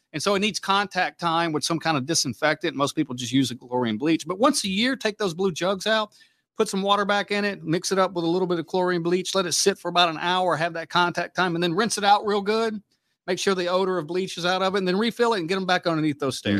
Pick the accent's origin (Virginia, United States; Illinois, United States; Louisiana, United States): Louisiana, United States; Mississippi; now in Omaha, United States; I grew up in Hurricane Country, you know, Louisiana, Mississippi.